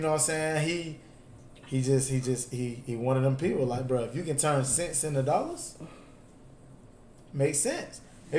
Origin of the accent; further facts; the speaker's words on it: Florida, United States; I'm from Florida.